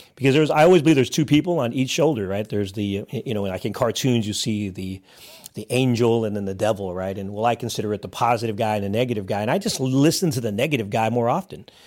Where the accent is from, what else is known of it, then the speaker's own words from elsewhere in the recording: Hayward, California, United States; born and raised in Northern California, actually, uh, Hayward, California